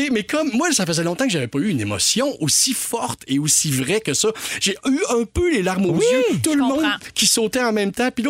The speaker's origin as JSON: {"language": "French", "town": "Quebec City", "region": "Quebec", "country": "Canada", "said": "je viens de Québec"}